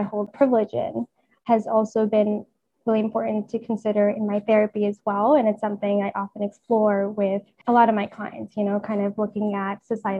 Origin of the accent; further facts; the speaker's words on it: India; now in United States; growing up in India where it's predominantly homogenous, it was really interesting to come to America